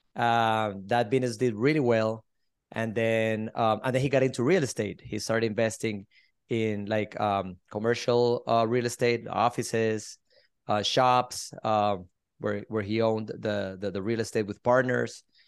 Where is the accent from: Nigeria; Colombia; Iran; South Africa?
Colombia; also born or lived in Miami, Florida; now in Sarasota, United States; I'm originally from Colombia, South America. I moved to the States twenty-four years ago, lived in Miami for twenty years.